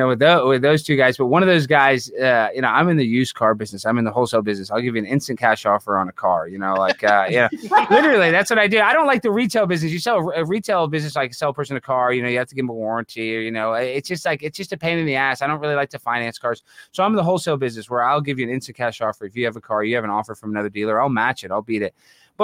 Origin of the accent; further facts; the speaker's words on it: Texas, United States; I'm from Texas. I love it out here. It's great. But I'm having a little immigration issue.